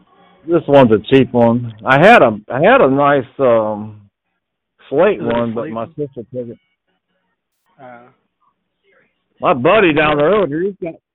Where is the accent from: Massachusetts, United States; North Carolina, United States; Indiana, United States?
North Carolina, United States; I'm from North Carolina.